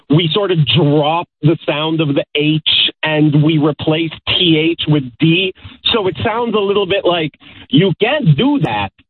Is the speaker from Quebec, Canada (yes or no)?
yes; Montreal, Quebec, Canada; my hometown of Montreal in Canada